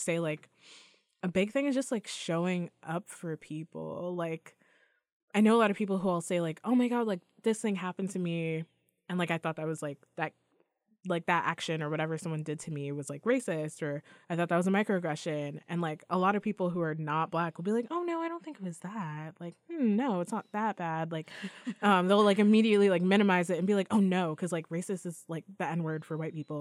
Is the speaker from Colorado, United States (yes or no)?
no; New York, United States; I was born here